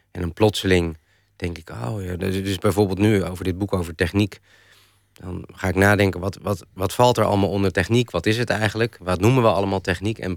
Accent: Randstad, Netherlands; toen ik naar Groningen verhuisde en ik kwam uit de Randstad

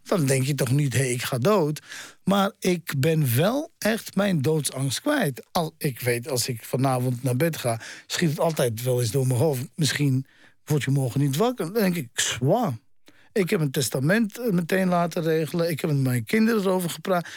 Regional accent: Netherlands; also born or lived in Amsterdam; Ik ben in Nederland opgegroeid

